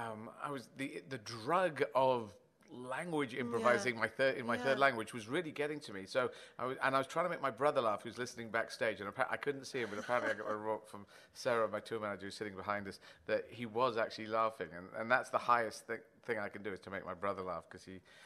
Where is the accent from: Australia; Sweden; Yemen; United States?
Yemen; born there; I was born in Yemen